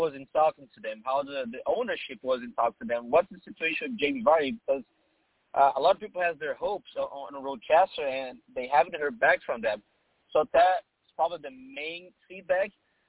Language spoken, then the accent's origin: English; Brazil; now in Boston, United States; Yeah, I've been in Boston for 5 years. I came from Brazil to Boston, and now I work for Nosa Radio SC, which is a Brazilian radio partner with the Reds.